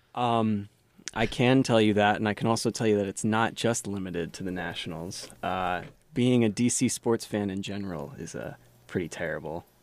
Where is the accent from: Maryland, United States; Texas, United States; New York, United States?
Maryland, United States; Silver Spring; I am from outside D C in Silver Spring, Maryland